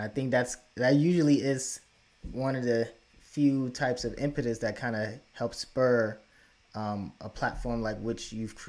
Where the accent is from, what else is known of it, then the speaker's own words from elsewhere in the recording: Chicago, Illinois, United States; also born or lived in Florida; now in upstate New York, United States; because I grew up in Chicago as well before I moved up to upstate New York via Florida.